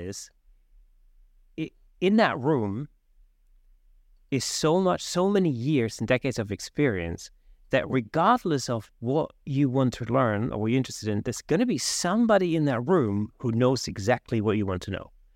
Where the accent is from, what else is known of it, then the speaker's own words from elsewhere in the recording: Southern Germany, Germany; now in London, United Kingdom; I grew up in South Germany. When I moved to London